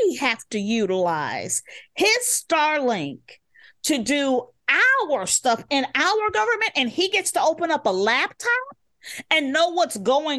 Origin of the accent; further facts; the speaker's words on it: Chicago, Illinois, United States; The reason why I'm on the West Side of Chicago right now and was not born a Southsider is because of eminent domain.